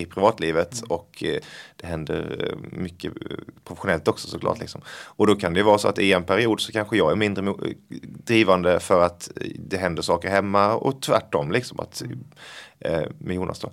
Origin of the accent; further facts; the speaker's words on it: Blekinge, Sweden; accent: Scanian, or rather Blekinge; now in Stockholm, Sweden; det här, är eh, den skånska varianten, eller blekingska ja. egentligen då faktiskt